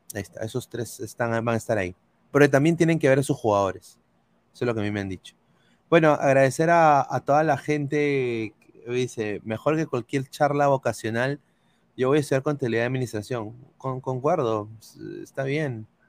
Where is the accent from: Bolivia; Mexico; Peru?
Peru; moved away; somos peruanos